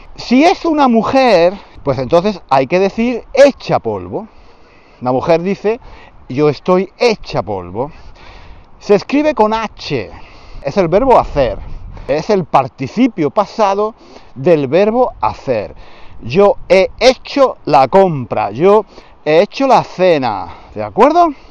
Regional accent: Spain; he dicho que no soy muy español. De, desde ese punto de vista no soy muy español

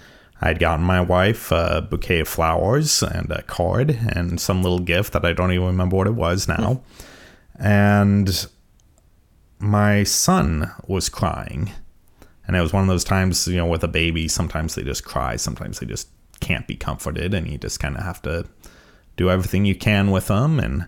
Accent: California, United States; So I won't be able to say that for much longer, that I'm mostly from California.

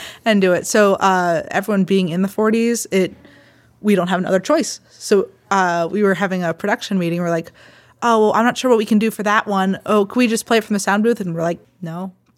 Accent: Baldwin, Pennsylvania, United States; I grew up in Baldwin

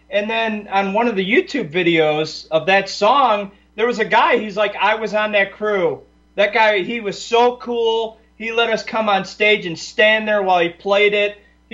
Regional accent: Chicago, Illinois, United States; I grew up in Chicago

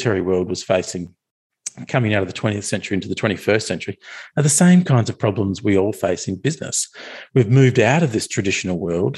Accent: Australia; I'm an Australian

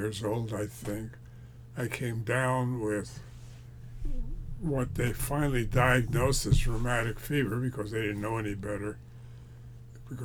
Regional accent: New York City, New York, United States; I was born in New York City. My parents were immigrants. One from Russia, one from Poland.

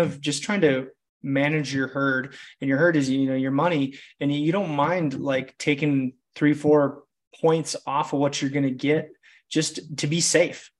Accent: Wisconsin, United States; I'm just a small town kid from Wisconsin

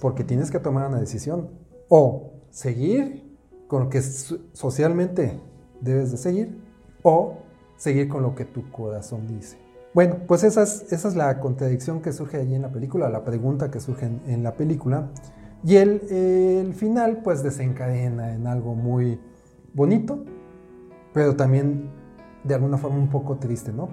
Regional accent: Mexico City, Mexico; yo soy de la Ciudad de México

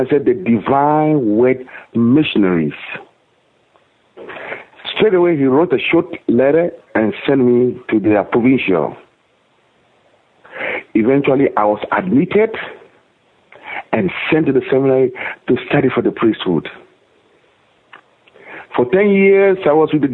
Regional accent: Accra, Greater Accra, Ghana; moved away as an adult; I was born in Accra, Ghana, in Africa

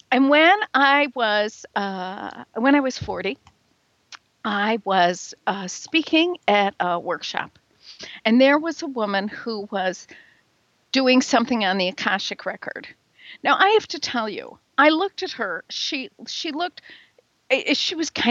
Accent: Midwest, United States; accent: Midwestern; now in Chicago, United States; I'm in Chicago. I'm very much a Midwesterner. You can probably hear it in my accent.

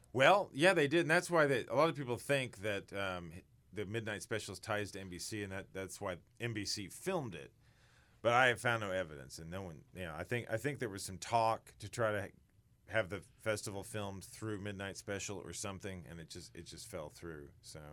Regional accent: Sedalia, Missouri, United States; I'm from Sedelia, so I grew up hearing little things about it

